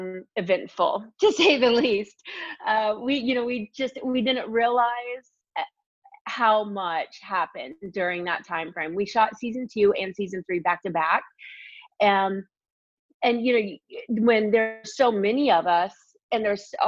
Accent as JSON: {"language": "English", "region": "Indiana", "country": "United States", "moved": "as an adult", "lives_now": "Los Angeles, United States", "said": "I'm from Indiana."}